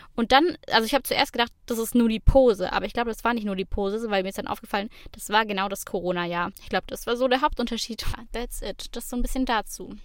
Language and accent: German; Swabia, Germany; als Schwabe